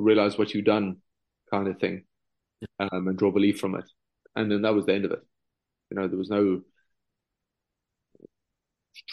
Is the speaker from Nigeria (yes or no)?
no; South Africa; now in Ireland; being South African